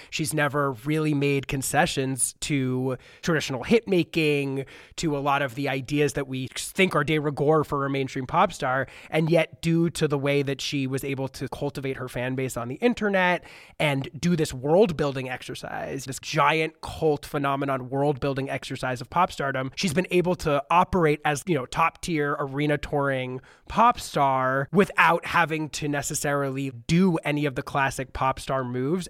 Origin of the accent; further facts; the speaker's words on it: the New York area, United States; I grew up in the New York area